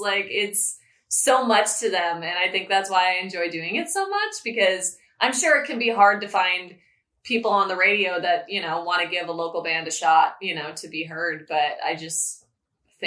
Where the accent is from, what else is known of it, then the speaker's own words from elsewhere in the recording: Chicago suburbs, Illinois, United States; now in Central Valley, United States; I'm from the Chicago suburbs